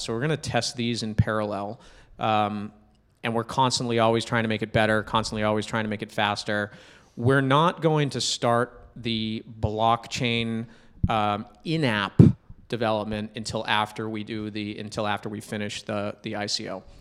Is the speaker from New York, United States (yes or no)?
no; New Hampshire, United States; now in Boston, United States; I'm a guy from New Hampshire. I live in Boston.